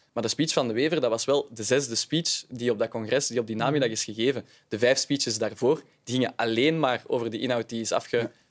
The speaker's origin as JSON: {"language": "Dutch", "town": "Vilvoorde", "region": "Flanders", "country": "Belgium", "said": "ik ben van Vilvoorde"}